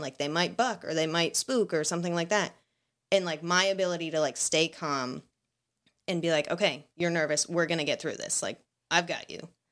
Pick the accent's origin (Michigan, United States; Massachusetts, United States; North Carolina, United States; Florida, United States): Massachusetts, United States; Seekonk; I grew up in Seekonk.